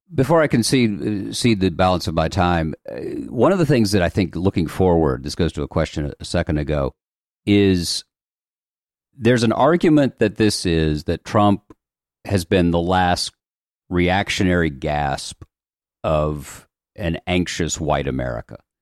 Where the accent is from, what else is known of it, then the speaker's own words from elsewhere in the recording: Chattanooga, Tennessee, United States; I was born in Chattanooga, Tennessee